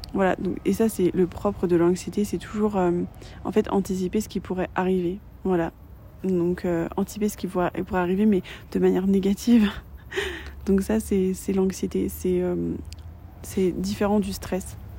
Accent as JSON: {"language": "French", "country": "France"}